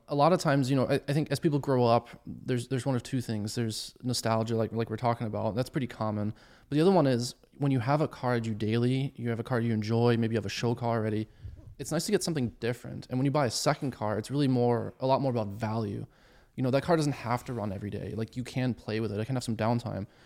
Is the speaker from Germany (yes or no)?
yes; Bavaria, Germany; moved away; I grew up in Germany originally